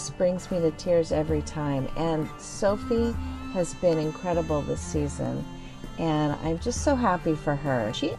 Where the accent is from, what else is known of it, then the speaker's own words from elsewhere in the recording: San Diego, California, United States; I'm from San Diego, California